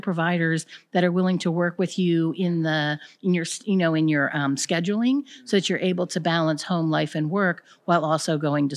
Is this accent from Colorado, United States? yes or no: no; Baltimore, Maryland, United States; from Baltimore, Maryland